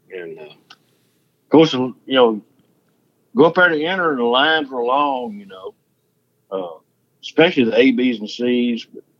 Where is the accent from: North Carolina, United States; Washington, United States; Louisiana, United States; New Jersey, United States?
Louisiana, United States; Bastrop; born there; I was born in Bastrop, Louisiana. Just across the line.